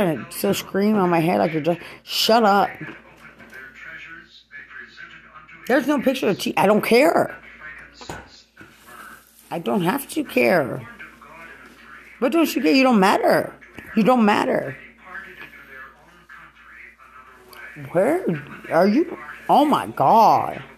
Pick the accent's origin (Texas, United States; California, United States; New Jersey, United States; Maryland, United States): Texas, United States; Lubbock; I'm from Lubbock